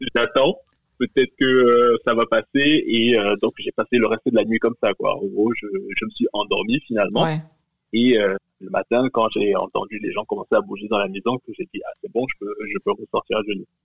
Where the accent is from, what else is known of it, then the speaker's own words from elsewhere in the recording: Cameroon; je suis originaire du Cameroun